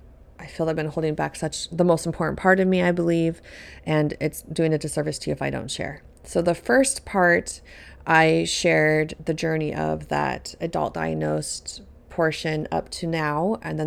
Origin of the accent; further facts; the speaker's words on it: Colorado, United States; I grew up in Colorado, in a home with eight people total. There's six kids. I was number four.